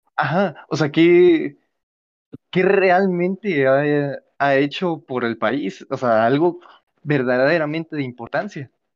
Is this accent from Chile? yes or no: no; Mexico